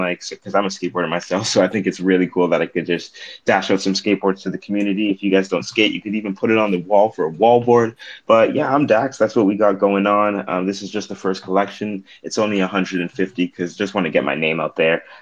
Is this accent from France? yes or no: no; Toronto, Ontario, Canada; I'm originally from Toronto, Ontario. Me and my girlfriend moved out to BC with our cat.